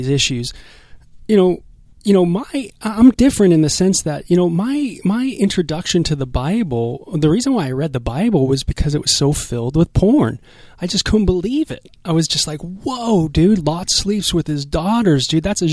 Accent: Los Angeles, California, United States; I'm from North Hollywood

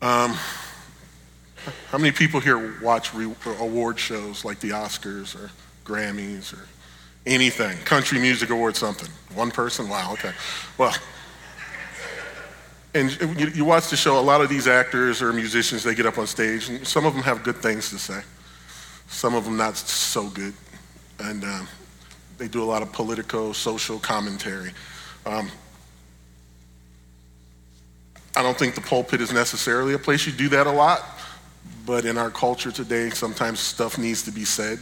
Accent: Buffalo, New York, United States; we grew up in Buffalo, New York

